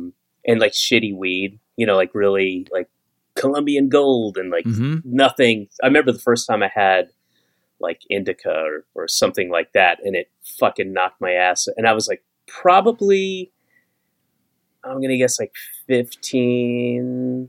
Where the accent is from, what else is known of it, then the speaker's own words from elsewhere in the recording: Atlanta, Georgia, United States; born there; also born or lived in Florida / Connecticut / New York; And that was intentional because I was born in Atlanta and I moved when I was like one. And I lived in a couple places in Florida, three places in Florida where my two other sisters were born.